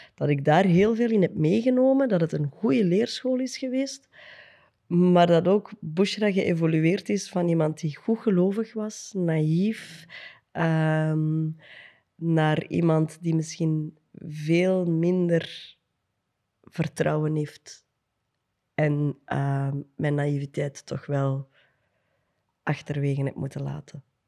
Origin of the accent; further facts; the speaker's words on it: Antwerp, Flanders, Belgium; we zijn van, eh, van het Kiel, ben ik wel super trots op.